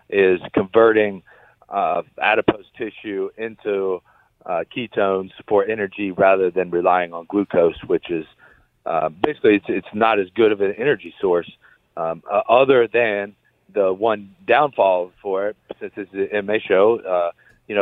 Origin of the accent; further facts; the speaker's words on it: Ohio, United States; we're both from Ohio